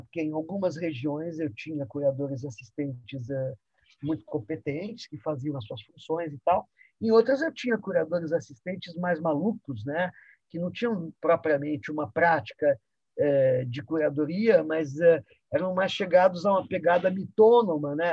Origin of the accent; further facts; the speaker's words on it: São Paulo, Brazil; also born or lived in Egypt; vou crescendo num ambiente onde o carnaval de rua também acontecia, que é a Avenida São João